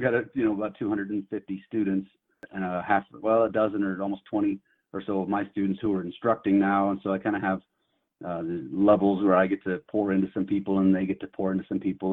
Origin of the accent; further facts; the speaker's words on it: near Yosemite, Central California, United States; moved away as an adult; now in Billings, United States; I grew up in Central California, just outside of the of Yosemite Park up in the mountains